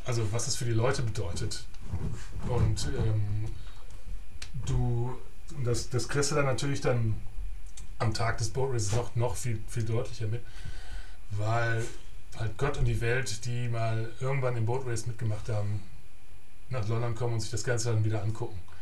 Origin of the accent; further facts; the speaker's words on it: Germany; moved away; der erste Deutsche